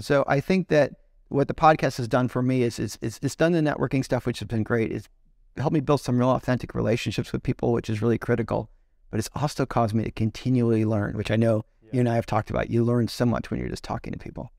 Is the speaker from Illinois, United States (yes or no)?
yes; Chicago, Illinois, United States; So, I knew him growing up in Chicago